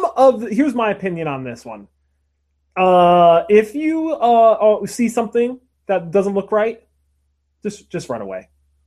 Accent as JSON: {"language": "English", "area": "Lackawanna County", "region": "Pennsylvania", "country": "United States", "tie": "born or raised there", "moved": "yes", "said": "I grew up in Pennsylvania in our area. Like the name of my county was Lackawanna"}